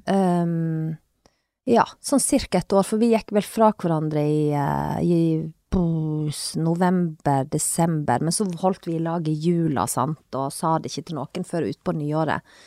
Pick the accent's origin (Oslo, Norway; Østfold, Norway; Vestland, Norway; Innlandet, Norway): Vestland, Norway; Sogn; moved away; also born or lived in Leikanger; jeg er fra Sogn, og vi er oppvokst med både langrenn og alpint og alt det der.